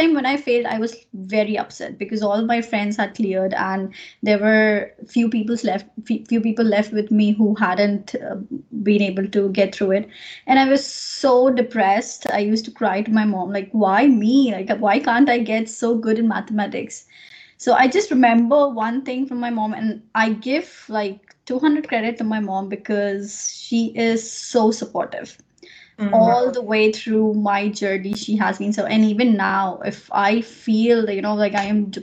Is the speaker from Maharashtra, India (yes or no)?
yes; Nagpur, Maharashtra, India; moved away as an adult; now in Ireland; So I'm from India, from a place called Nagpur, which is in Maharashtra.